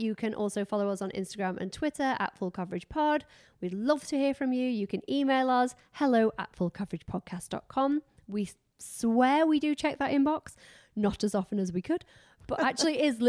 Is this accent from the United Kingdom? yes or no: yes; Doncaster, Yorkshire and the Humber, United Kingdom; moved away; Mine, because who would know I'm from Doncaster? I barely know I'm from Doncaster. But I have been gone a long time.